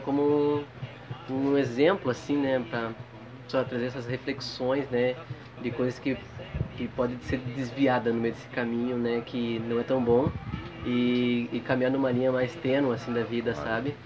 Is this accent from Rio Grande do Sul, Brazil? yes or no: yes; Rio Grande do Sul, Brazil; now in Bahia, Brazil; eu que sou gaúcho